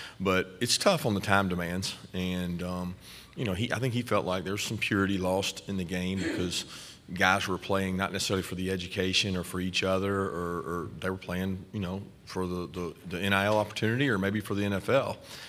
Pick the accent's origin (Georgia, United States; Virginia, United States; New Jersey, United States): Georgia, United States; Bainbridge; probably where I grew up in Bainbridge was closer to there than anywhere other than maybe Florida State.